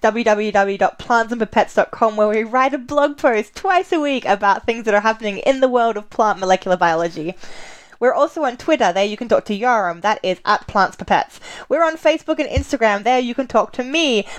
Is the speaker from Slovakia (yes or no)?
no; Australia; growing up in Australia, we had a lot of kind of British children's books